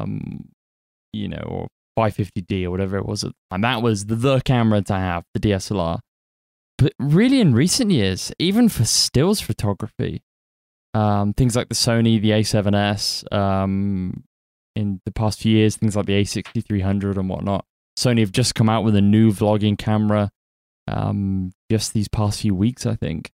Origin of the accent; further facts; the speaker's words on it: United Kingdom; I'm British